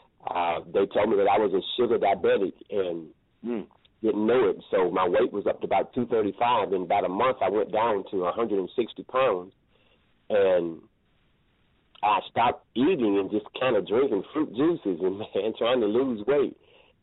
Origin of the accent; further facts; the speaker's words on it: Columbus, Georgia, United States; also born or lived in Alabama; grew up in Columbus, Georgia